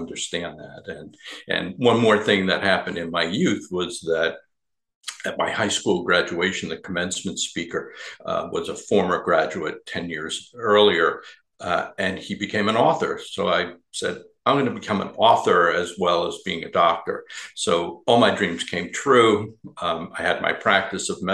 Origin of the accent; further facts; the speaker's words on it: New York, United States; I grew up in New York